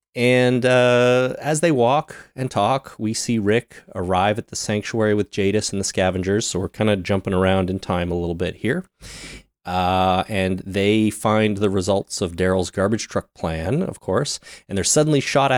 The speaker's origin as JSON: {"language": "English", "country": "Canada", "said": "We're Canadian, man. We've all spent time on cow farms"}